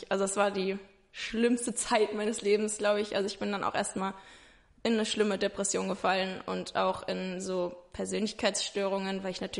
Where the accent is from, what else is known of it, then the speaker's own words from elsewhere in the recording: Ingelheim, Rhineland-Palatinate, Germany; ich bin 21, ich komme aus Ingelheim, das ist bei Mainz.